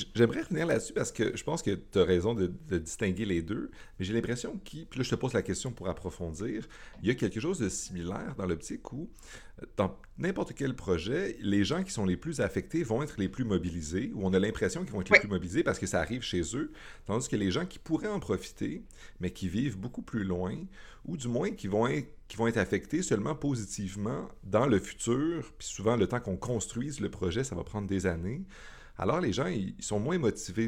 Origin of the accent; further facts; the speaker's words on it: Montreal, Quebec, Canada; moi, en tant que Montréalais